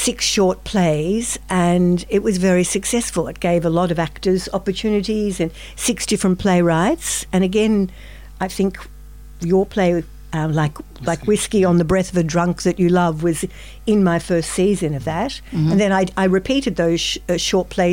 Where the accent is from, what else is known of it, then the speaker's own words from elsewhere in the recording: Melbourne, Victoria, Australia; I'm from Melbourne myself.